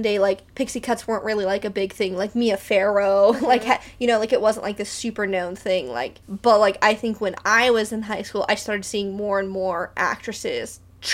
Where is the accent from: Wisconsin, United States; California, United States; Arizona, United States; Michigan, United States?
California, United States; Beaumont; also born or lived in Catalina Island, California; I grew up in Beaumont